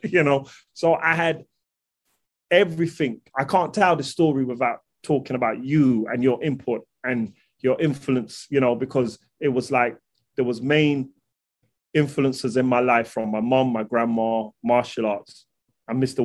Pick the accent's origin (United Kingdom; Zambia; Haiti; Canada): United Kingdom; London; I'm from London